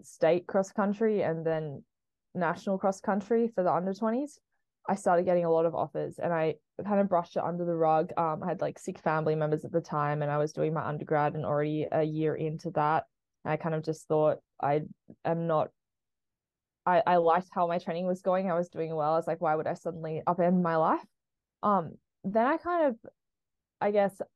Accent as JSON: {"language": "English", "town": "Sydney", "region": "New South Wales", "country": "Australia", "tie": "born or raised there", "also_born_or_lived": "Boise, Idaho, United States", "moved": "as an adult", "lives_now": "Colorado, United States", "said": "I currently live in Colorado, but I grew up in Sydney, Australia"}